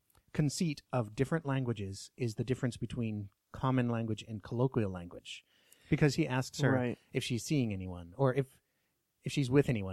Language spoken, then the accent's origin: English; Alaska, United States; accent: Alaskan; you can call me on my Alaskan accent anytime you want to.